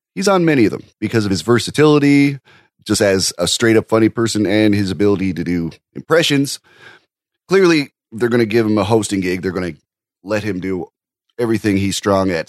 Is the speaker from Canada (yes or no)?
yes; Canada; I'm a Canadian